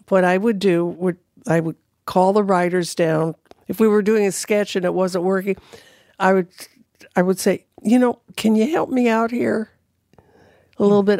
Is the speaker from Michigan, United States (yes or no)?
no; California, United States; moved away; I'm from California